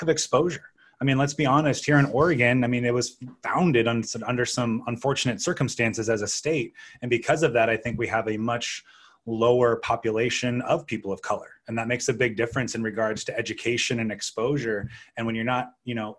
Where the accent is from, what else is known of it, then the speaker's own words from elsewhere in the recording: Canada; now in United States; I'm an American. I mean, I'm Canadian. I used to have dual citizenship